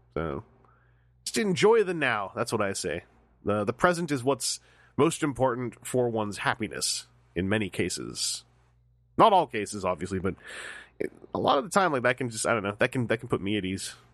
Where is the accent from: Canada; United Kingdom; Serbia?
Canada; I'm Canadian.